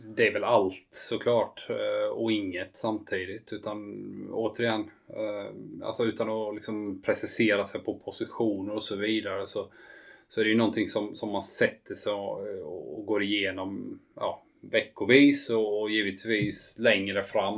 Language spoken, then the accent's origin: Swedish; Habo, Jönköping County, Sweden; Habo där jag kommer från